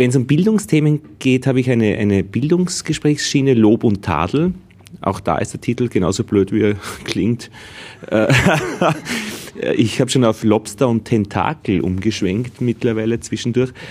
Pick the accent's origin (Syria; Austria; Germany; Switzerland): Austria; Vienna; ich komme auch aus Wien.